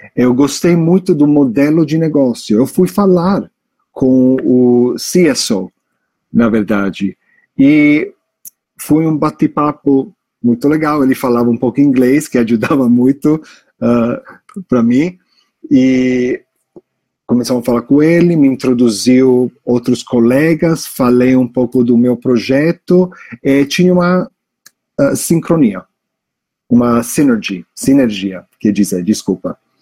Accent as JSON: {"language": "Portuguese", "region": "New York", "country": "United States", "tie": "born or raised there", "also_born_or_lived": "Italy", "second_language": "Portuguese", "moved": "as an adult", "lives_now": "Brazil", "said": "Eu sou um americano de New York, de Nova York, mas eh, eu sou de família italiana."}